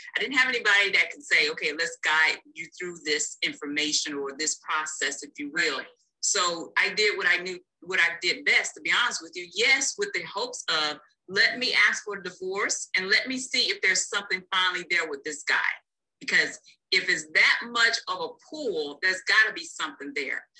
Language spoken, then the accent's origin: English; North Carolina, United States; moved away; I'm originally from North Carolina